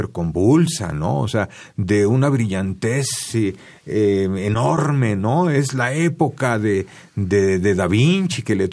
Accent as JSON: {"language": "Spanish", "country": "Mexico", "said": "para nosotros como mexicanos"}